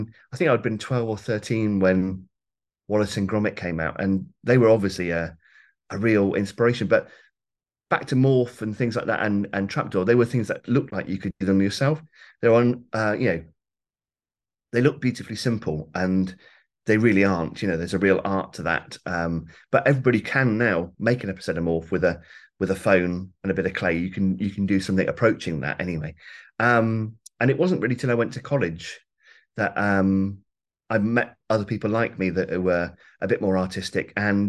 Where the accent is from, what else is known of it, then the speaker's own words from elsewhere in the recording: Warwick, West Midlands, United Kingdom; Mid Warwickshire. So I was brought up in Warwick, and Leamington Spa was the nearest kind of college town, really.